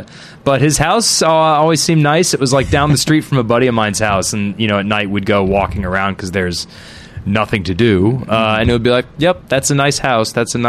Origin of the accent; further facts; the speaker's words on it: Fairfield, Connecticut, United States; I grew up in a town called Fairfield, which is not far from New York, but far enough that it doesn't feel like it has any culture.